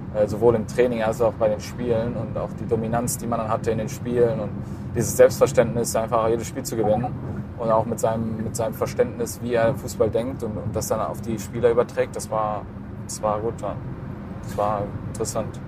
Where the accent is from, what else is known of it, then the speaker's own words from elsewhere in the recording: Allgäu, Bavaria, Germany; now in Düsseldorf, Germany; ich bin ja im Allgäu geboren. Deswegen, ich bin ja auch kein gebürtiger Düsseldorfer